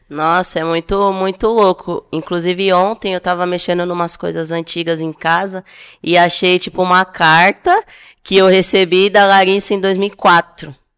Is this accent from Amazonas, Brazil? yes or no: no; São Paulo, Brazil; eu tenho 33 anos, sou de São Paulo